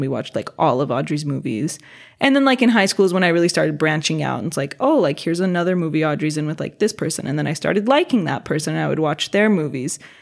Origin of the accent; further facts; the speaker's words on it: Los Angeles, California, United States; I was born and raised in Los Angeles.